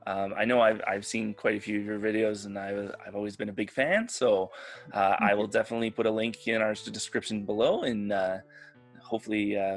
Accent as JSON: {"language": "English", "country": "Canada", "said": "I'm Canadian."}